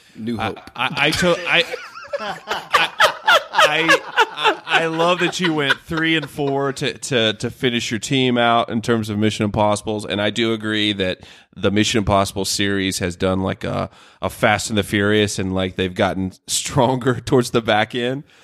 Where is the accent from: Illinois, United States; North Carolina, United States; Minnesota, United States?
North Carolina, United States; I grew up in the South in, in North Carolina, NASCAR country